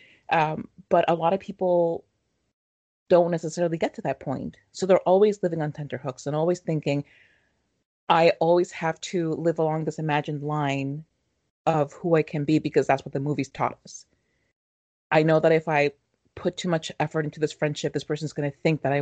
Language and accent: English; Mexico; moved away; growing up in Mexico